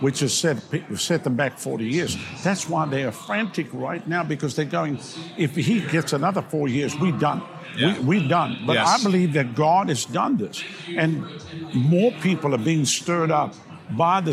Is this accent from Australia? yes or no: no; South Africa; now in United States; I come from South Africa